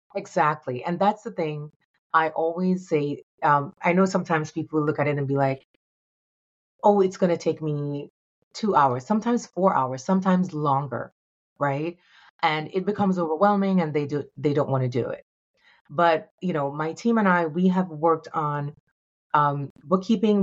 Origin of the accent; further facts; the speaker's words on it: Jamaica; moved away; also born or lived in New York; I'm a, a young girl, um, growing up in Jamaica